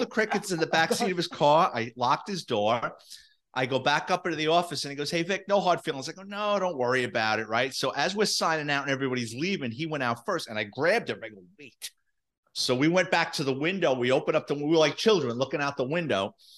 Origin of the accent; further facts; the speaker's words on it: New York City, New York, United States; me growing up in the Bronx in New York City in the seventies and eighties